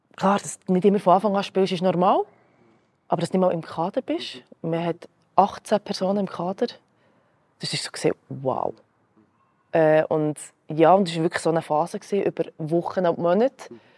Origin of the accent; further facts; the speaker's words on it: Switzerland; first language Croatian; hier geboren, hier aufgewachsen